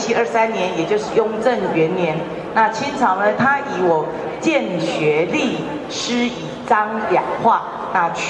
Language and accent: Chinese; Changhua County, Taiwan; 还有我们彰化人立足世界的一个影响力。那也结合彰化在地二十六乡镇特色行销